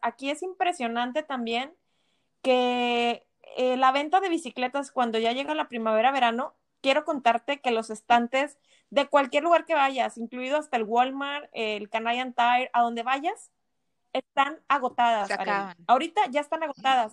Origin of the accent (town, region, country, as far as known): Monterrey, Nuevo León, Mexico; moved away